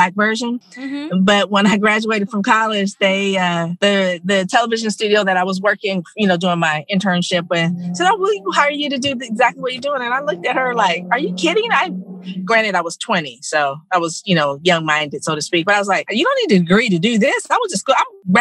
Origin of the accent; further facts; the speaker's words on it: Silicon Valley, California, United States; I'm a Silicon Valley born and raised girl, born at Stanford Hospital